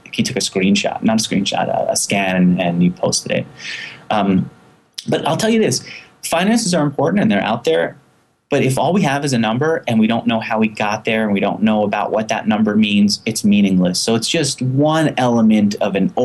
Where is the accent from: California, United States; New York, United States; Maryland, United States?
New York, United States; also born or lived in Israel; I grew up in New York